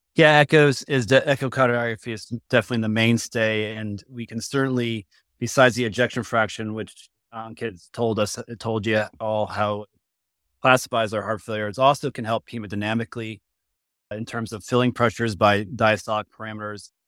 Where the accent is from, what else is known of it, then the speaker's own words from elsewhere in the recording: Connecticut, United States; moved away as an adult; also born or lived in Boston / Duke (North Carolina); now in Cincinnati, United States; I'm actually from Connecticut originally